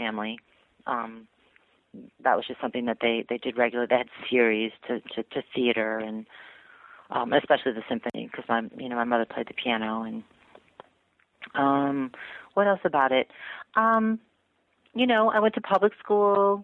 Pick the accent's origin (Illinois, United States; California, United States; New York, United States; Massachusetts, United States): Massachusetts, United States; Newton; moved away as an adult; also born or lived in Atlanta; I grew up in Newton, which is a sort of affluent suburb of Boston